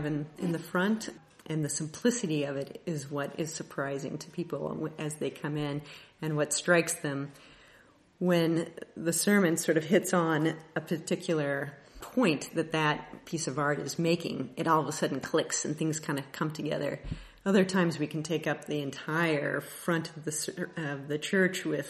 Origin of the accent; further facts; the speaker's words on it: Kansas City, United States; I am from the Kansas City area.